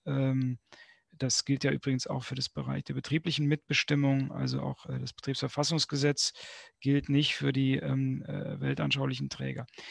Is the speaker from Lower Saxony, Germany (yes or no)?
no; Berlin, Germany; bei uns in Berlin